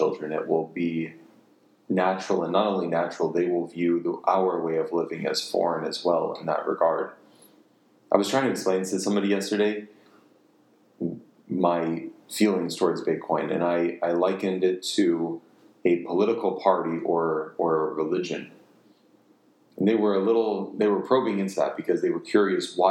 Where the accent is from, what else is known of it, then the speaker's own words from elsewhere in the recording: United States; I have my anti-authoritarian undertones as an American